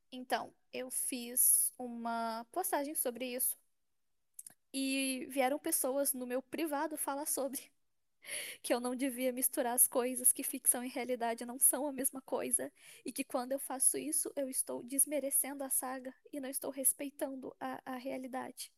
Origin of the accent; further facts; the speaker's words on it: São Paulo, Brazil; eu sou de São Paulo